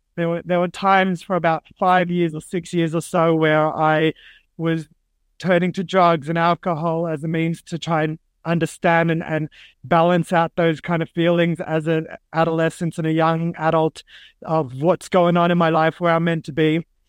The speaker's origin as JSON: {"language": "English", "town": "Sydney", "region": "New South Wales", "country": "Australia", "tie": "born or raised there", "moved": "yes", "said": "growing up in Sydney, Australia"}